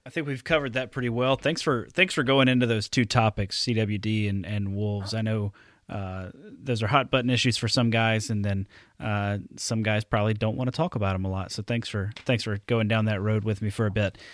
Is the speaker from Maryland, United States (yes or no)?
no; Alabama, United States; now in Wisconsin, United States; growing up in Alabama. Um, and then I, I move up here to Wisconsin